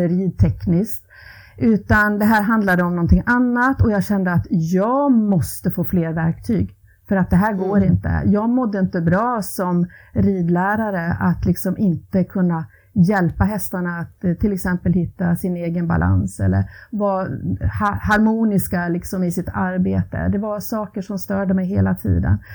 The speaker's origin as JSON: {"language": "Swedish", "town": "Ludvika", "region": "Dalarna County", "country": "Sweden", "tie": "born or raised there", "also_born_or_lived": "Borlänge / Falun / Rättvik / West Coast of Sweden", "moved": "as an adult", "said": "jag växte upp i Ludvika"}